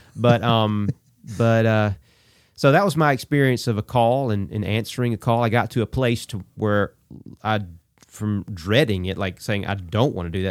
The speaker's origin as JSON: {"language": "English", "town": "Abbeville", "region": "Alabama", "country": "United States", "tie": "born or raised there", "also_born_or_lived": "Auburn, Alabama", "said": "my hometown of Abbeville"}